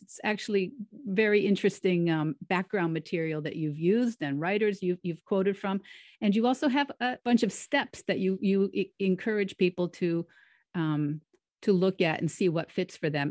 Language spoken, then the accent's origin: English; near the Connecticut River, New England, United States; also born or lived in Florida / Rhode Island; I grew up near the Connecticut River. I still live near the Connecticut River